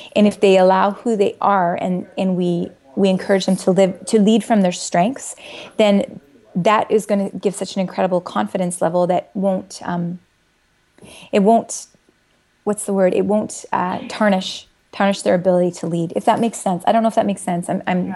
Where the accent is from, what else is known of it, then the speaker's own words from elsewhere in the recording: Saskatchewan, Canada; moved away; I'm originally from Saskatchewan